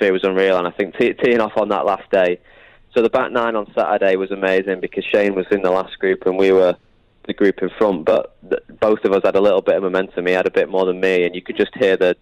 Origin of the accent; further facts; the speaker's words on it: United Kingdom; I'm British